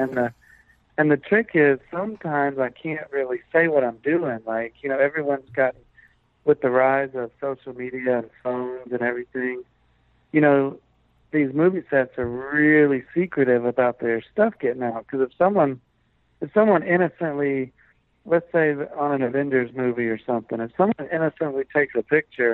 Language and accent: English; Aiken, South Carolina, United States; also born or lived in Augusta, Georgia; when I was growing up in Aiken, there was no film presence of any kind